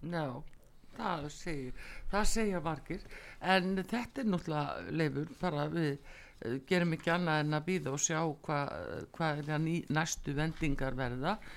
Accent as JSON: {"language": "Icelandic", "country": "Iceland", "said": "við Íslendingar búum við"}